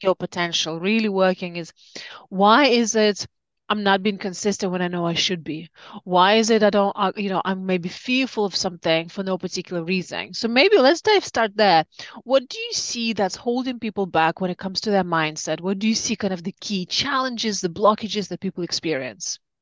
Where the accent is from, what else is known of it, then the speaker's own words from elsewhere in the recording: Siberia, Russia; moved away; I grew up in Siberia during communism time